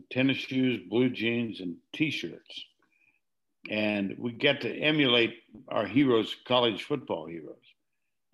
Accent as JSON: {"language": "English", "town": "Everett", "region": "Washington", "country": "United States", "tie": "born or raised there", "also_born_or_lived": "Duluth, Minnesota / Texas", "moved": "yes", "said": "I grew up essentially in Everett, Washington"}